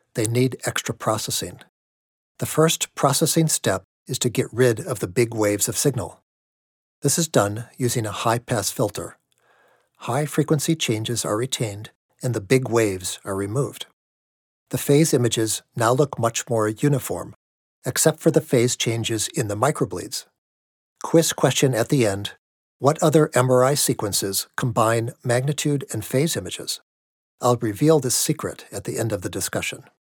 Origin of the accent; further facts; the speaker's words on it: outside of Milwaukee, Wisconsin, United States; moved away; I grew up outside of Milwaukee